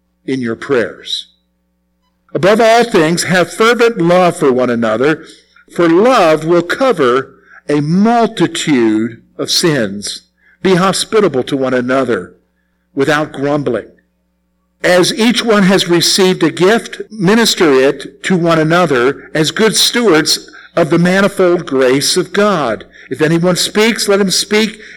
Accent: South Carolina, United States; moved away; South Carolina where I grew up

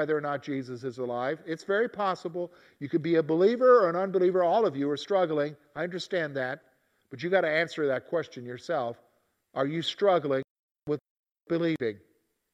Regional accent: the South, United States; growing up in the South

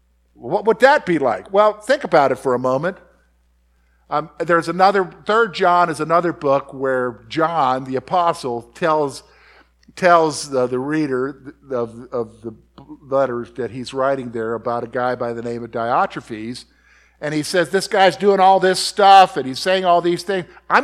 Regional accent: the Carolinas, United States; in my growing up in the Carolinas, where my daddy would say, go get a switch.

